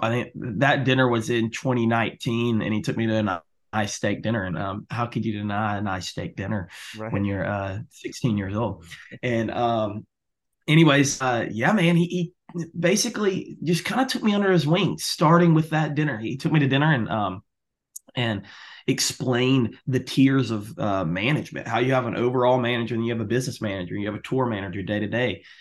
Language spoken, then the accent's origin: English; Albany, Georgia, United States; growing up around Albany